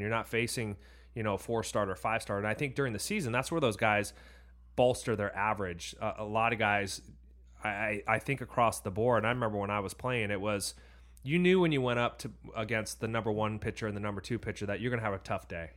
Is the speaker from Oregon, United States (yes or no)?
no; Orange County, California, United States; we grew up in Orange County